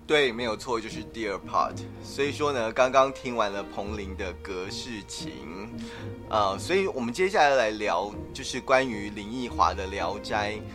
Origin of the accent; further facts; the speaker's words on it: Taiwan; 我们台湾人习惯用Line